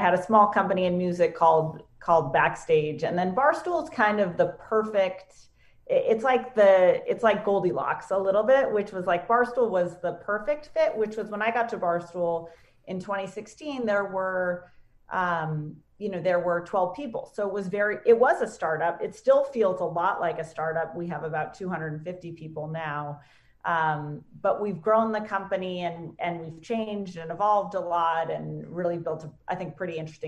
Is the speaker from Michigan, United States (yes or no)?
no; New Hampshire, United States; also born or lived in Maine / Vermont; now in Connecticut, United States; I'm from New Hampshire. I went to school in Maine. I spent a lot of time in Vermont. So New England girl, for sure